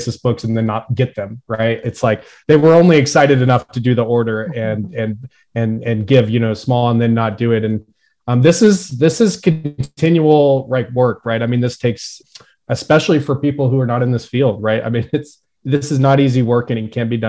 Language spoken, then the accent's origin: English; Oklahoma, United States; moved away; I'm from Oklahoma originally